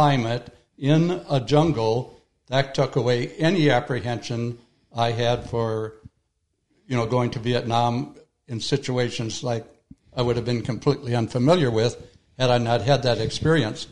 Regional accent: Minnesota, United States; born or raised there

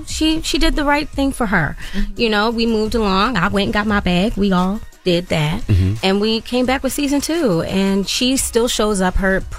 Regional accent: Baltimore, Maryland, United States; I'm from Baltimore, so I was able to catch a train back and forth every weekend in between

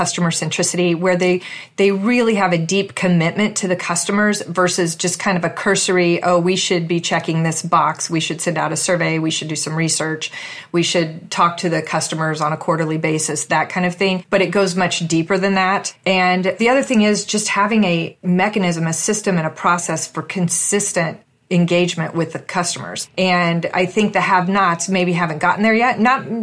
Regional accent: Evansville, Indiana, United States; moved away as an adult; now in Dayton, United States; I'm from a town at the very southern tip of Indiana called Evansville, Indiana. And I lived there until 1990 and moved to Dayton, Ohio

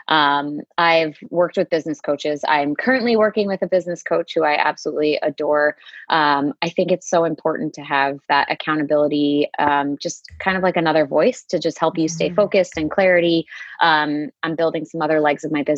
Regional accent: outside Boston, Massachusetts, United States; I grew up right outside of Boston. So I'm from Massachusetts, right outside the city, about 20 minutes outside of downtown

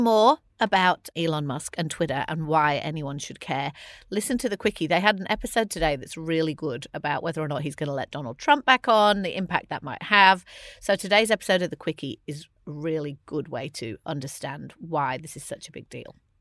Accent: England, United Kingdom; as an English person

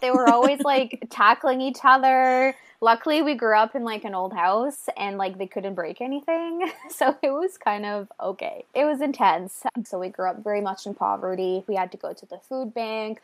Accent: small French Acadian town in Nova Scotia, Canada; moved away as an adult; now in New Brunswick, Canada; I'm from a small French Acadian town in small Nova Scotia

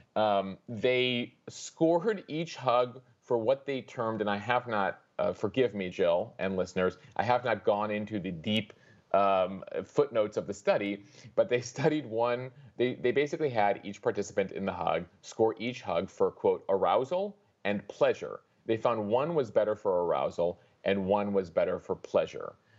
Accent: Chicago, Illinois, United States; moved away; I grew up in Chicago

